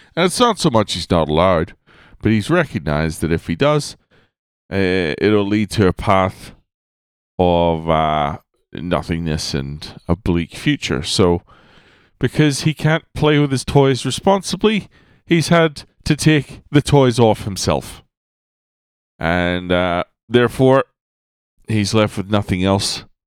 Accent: Ireland; I was born in Ireland in the northern hemisphere

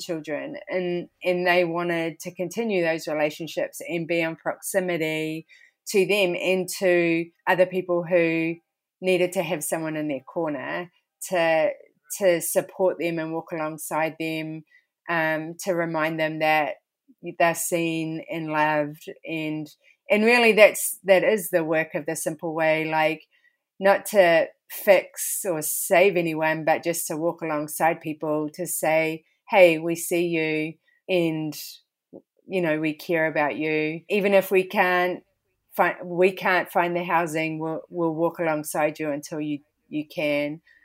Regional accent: New Zealand; moved away as an adult; now in Philadelphia, United States; been born and raised there

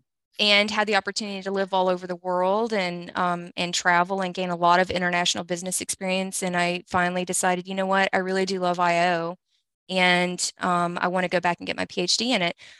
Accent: Louisiana, United States; we're both from Louisiana

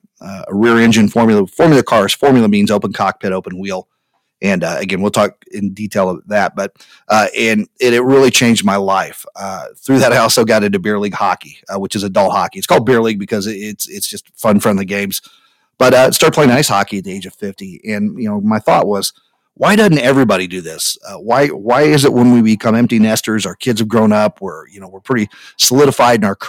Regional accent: Speedway, Indiana, United States; also born or lived in Whitestown, Indiana; I grew up in Speedway, Indiana. I now live a little further north in one of the suburbs, a suburb called Whitestown, Indiana

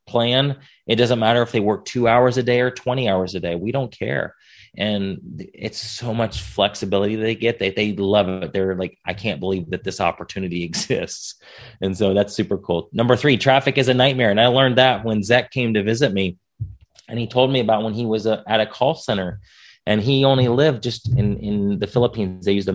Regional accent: United States; I'm an American

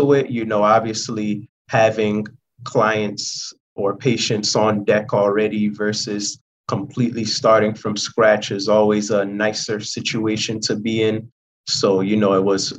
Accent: Philadelphia, Pennsylvania, United States; moved away as an adult; also born or lived in London / Chicago; Moved out to the States when I was 6 years old, and we basically lived within the Philadelphia area ever since. Grew up in the Philadelphia area

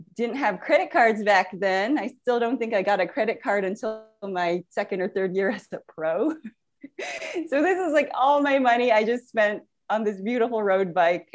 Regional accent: San Francisco Bay Area, California, United States; I grew up in the San Francisco Bay Area

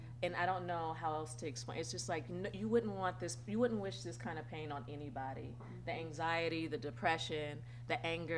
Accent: Santa Clarita, California, United States; I grew up in the Santa Clarita Valley. We were one of the first black families and dealing with all that.

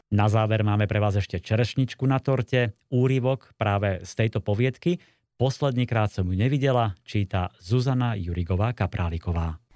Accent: Slovakia; u nás na Kopaniciach

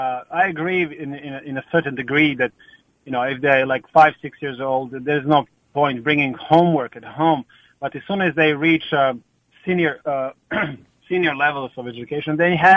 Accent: Croatia

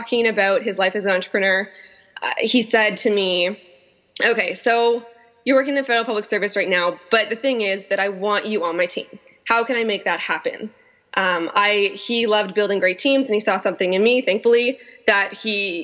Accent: North Vancouver, British Columbia, Canada; I was born and raised in North Vancouver, so I'm a local. I'm a local to Vancouver.

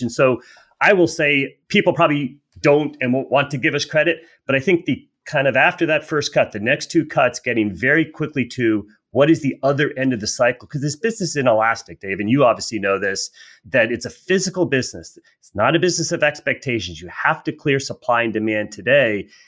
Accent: United States; as an American

